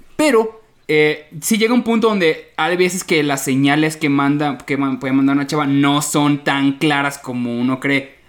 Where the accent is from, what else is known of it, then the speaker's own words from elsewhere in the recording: Yucatán, Mexico; yo como yucateco